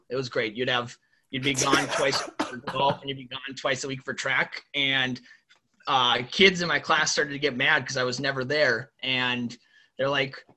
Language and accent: English; Thompson, North Dakota, United States; moved away as an adult; also born or lived in Austin, Texas; now in Twin Cities, United States; I loved growing up in North Dakota and loved every second of it